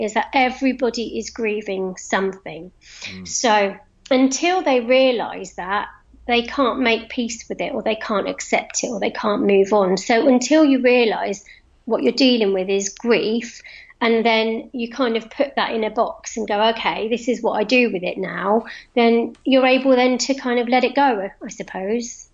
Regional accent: London, United Kingdom; moved away as an adult; now in Cotswolds, United Kingdom; I moved from London. I was a Londoner, and I still am a Londoner, but I moved from London to the Cotswolds to live about 10 years ago.

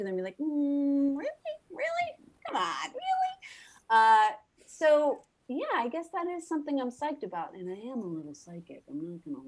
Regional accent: New Jersey, United States; I'm from Jersey. There's a part of me that's very Jersey

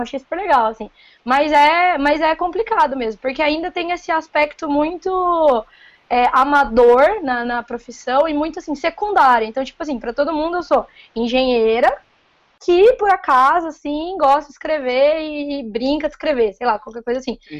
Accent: Paulínia, São Paulo, Brazil; accent: caipira; Sou daqui do interior de São Paulo, sou de Paulínia

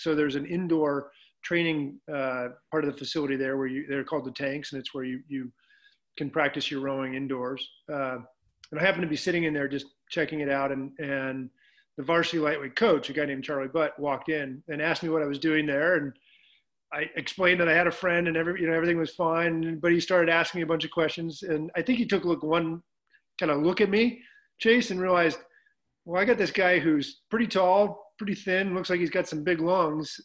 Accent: Reno, Nevada, United States; I grew up in Reno, Nevada.

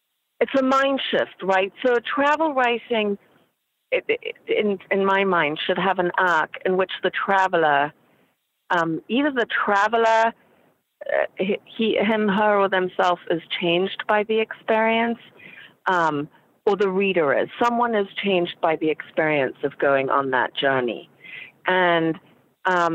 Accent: Zimbabwe; moved away; I was raised in Zimbabwe, and I am Caucasian.

